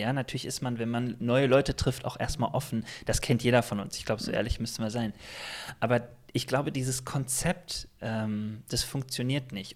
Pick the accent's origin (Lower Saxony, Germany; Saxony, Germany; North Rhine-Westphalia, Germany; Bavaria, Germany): North Rhine-Westphalia, Germany; Remscheid; also ich bin äh, groß geworden in einer Baptistengemeinde. Ich komme aus Remscheid